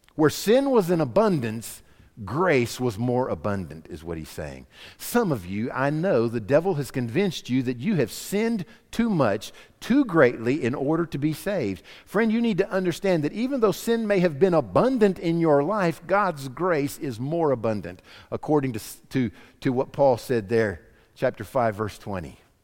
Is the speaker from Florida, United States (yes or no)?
yes; Florida, United States; growing up in Florida for my high school years